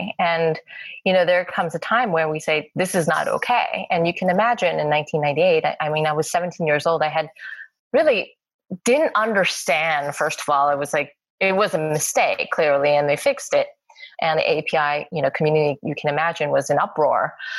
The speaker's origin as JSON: {"language": "English", "town": "Los Angeles", "region": "California", "country": "United States", "tie": "born or raised there", "said": "I'm like, LA. LA."}